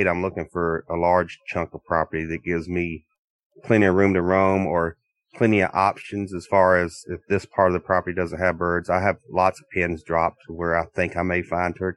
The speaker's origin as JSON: {"language": "English", "region": "South Carolina", "country": "United States", "tie": "born or raised there", "moved": "as an adult", "lives_now": "Minnesota, United States", "said": "Born and raised in South Carolina"}